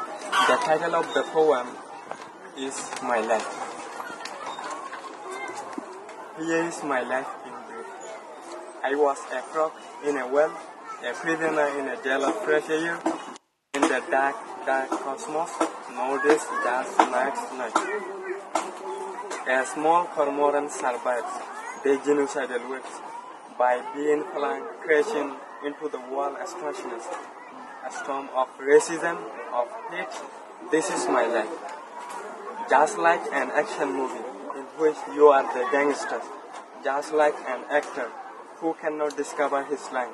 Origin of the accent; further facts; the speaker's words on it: Buthidaung, Rakhine State, Myanmar; moved away as an adult; now in Bangladesh; I was born and raised in Butidon, North Arakan, state of Myanmar